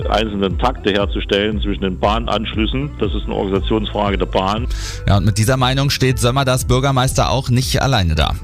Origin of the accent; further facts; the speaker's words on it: Thuringia, Germany; bei uns in Thüringen